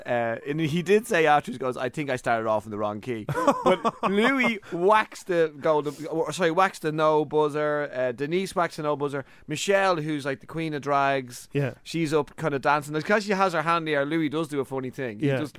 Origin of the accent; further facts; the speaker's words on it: Ireland; I'm very Irish as well.